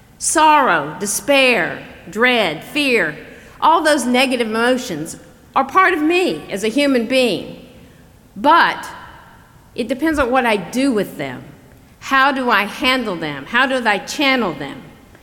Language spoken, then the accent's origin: English; the South, United States; Now, growing up in the South, I was taught never get angry. In fact, the word we used for it was not angry, it was ill. Now, if you have trouble with my accent, that's spelled I-L-L.